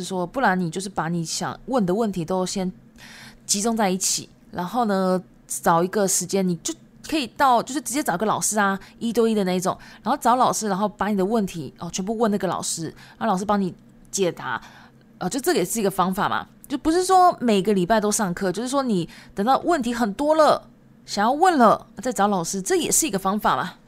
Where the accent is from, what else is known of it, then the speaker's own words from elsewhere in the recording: Japan; first language Japanese and Chinese; 因为我自己本身是日籍，但是我中文讲的很好，因为中日文都是我的母语。